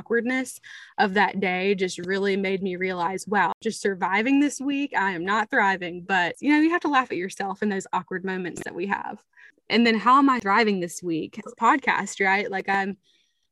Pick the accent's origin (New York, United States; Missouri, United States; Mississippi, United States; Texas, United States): Mississippi, United States; Tupelo; from small town Tupelo, Mississippi, where we're both from